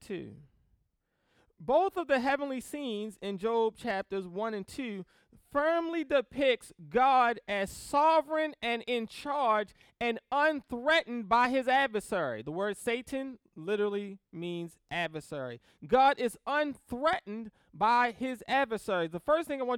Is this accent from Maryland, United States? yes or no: yes; Baltimore, Maryland, United States; I grew up in Baltimore City